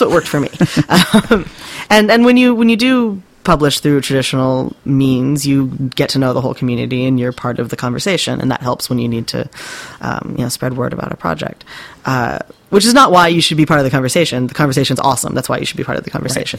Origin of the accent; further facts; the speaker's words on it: West Coast, United States; moved away as an adult; also born or lived in California / Japan; now in Maine, United States; I grew up on the West Coast